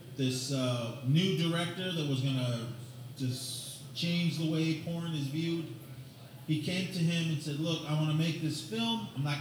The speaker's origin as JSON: {"language": "English", "town": "Oakland", "region": "California", "country": "United States", "tie": "born or raised there", "moved": "yes", "said": "I grew up in Oakland, California."}